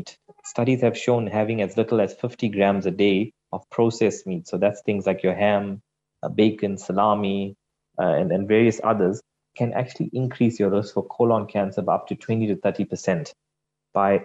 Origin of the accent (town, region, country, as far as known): South Africa